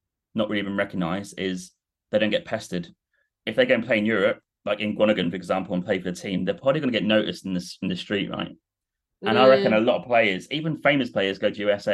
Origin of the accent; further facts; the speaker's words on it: Norwich, East of England, United Kingdom; I'm from Norwich, across the water